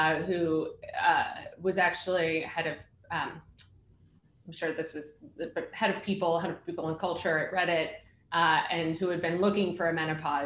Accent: Boston, Massachusetts, United States; now in New York, United States; I'm from Boston actually. I'm a Masshole.

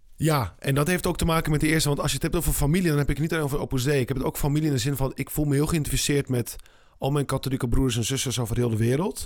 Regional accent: Netherlands; als Nederlander

